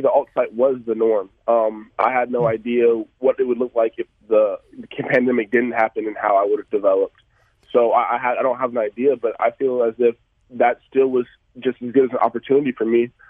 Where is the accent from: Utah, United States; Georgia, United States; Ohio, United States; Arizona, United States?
Georgia, United States; Atlanta; I come from Atlanta